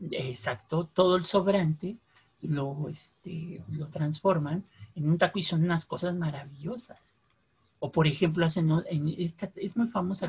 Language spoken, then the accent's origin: Spanish; Mexico City, Mexico; los de la Ciudad de México mezclamos este, el tamal pues, con el pan